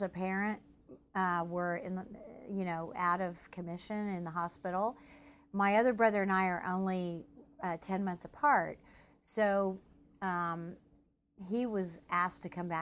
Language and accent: English; Tulsa, Oklahoma, United States; I was born and raised in Tulsa.